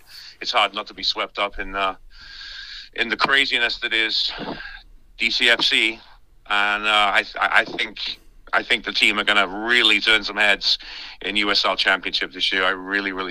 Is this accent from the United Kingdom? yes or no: yes; Cardiff, Wales, United Kingdom; moved away; Cardiff City blue, which is my hometown team